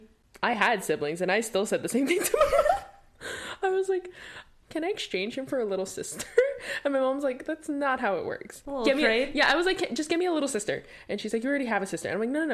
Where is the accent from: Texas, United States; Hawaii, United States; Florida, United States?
Hawaii, United States; now in Seattle, United States; where I grew up in Hawaii